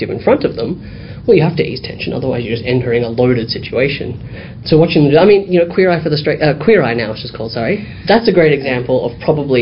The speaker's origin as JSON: {"language": "English", "town": "Dandenong", "region": "Victoria", "country": "Australia", "tie": "born or raised there", "said": "I grew up in Dandenong, which is pretty much like Footscray, very diverse"}